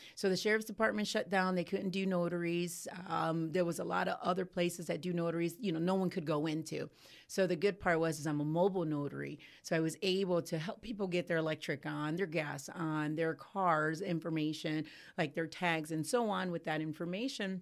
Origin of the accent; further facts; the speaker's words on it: Cleveland, Ohio, United States; moved away as an adult; now in Ocala, United States; I come from Cleveland, Ohio